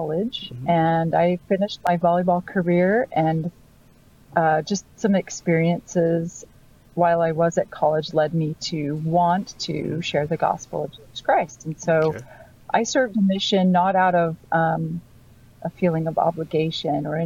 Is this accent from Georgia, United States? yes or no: no; Utah, United States; I was born in Utah and the youngest of 13 children.